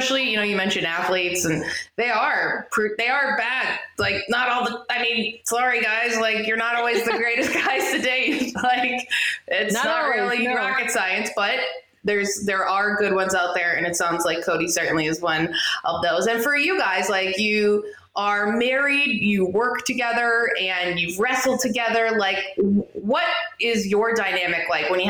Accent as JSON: {"language": "English", "country": "Canada", "said": "I'm Canadian."}